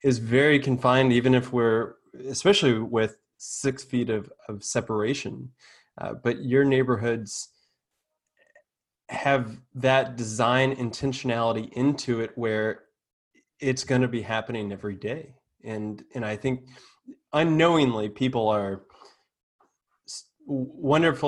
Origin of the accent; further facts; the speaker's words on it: the South, United States; I grew up in the South where porch living was necessary